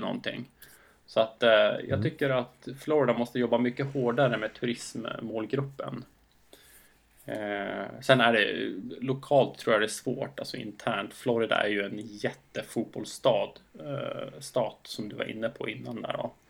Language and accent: Swedish; Skellefteå, Västerbotten County, Sweden; när jag var ung grabb i Skellefteå